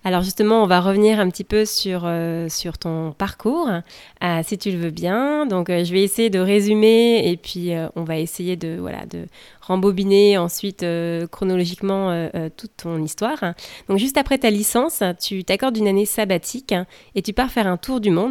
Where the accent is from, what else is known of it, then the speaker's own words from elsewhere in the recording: France; also born or lived in West Coast, United States; now in United States; je suis française et je vous parle depuis la côte ouest des États-Unis.